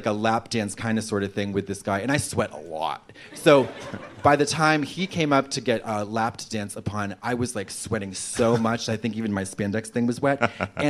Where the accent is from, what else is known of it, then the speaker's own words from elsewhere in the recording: United States; as an American